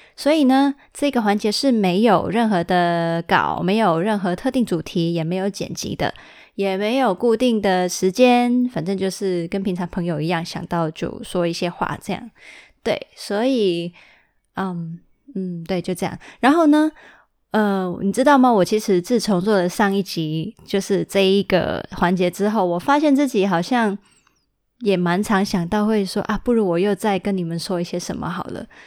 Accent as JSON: {"language": "Chinese", "country": "Hong Kong", "tie": "born or raised there", "said": "我其实是住在香港的。我从小到大就是因为我爸爸要在香港跟那个深圳工作，那所以就他，呃，他跟妈妈结婚的时候就已经是直接在香港生活，所以我其实是在香港长大的"}